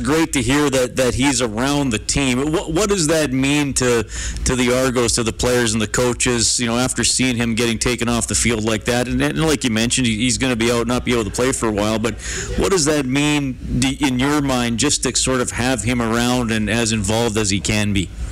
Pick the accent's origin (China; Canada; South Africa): Canada; we're we're Canadian sports guys